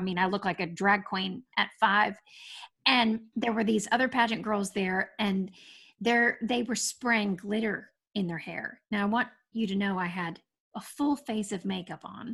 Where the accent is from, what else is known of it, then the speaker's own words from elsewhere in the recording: Lexington, Kentucky, United States; moved away; also born or lived in Euclid, Ohio / New York City / Ventura County, California / New Jersey; Well, I was born in Euclid, Ohio. I didn't live there very long. My parents met in Lexington, Kentucky, and my dad got a job in the Cleveland area. So they moved there. And then about a year and a half later, my father decided to start his own company, move back to Lexington, Kentucky. And so I only really have memories of Kentucky in my childhood